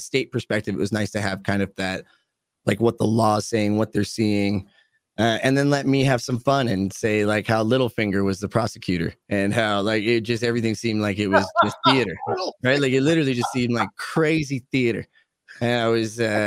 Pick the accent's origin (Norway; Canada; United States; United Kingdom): Canada; I'm Canadian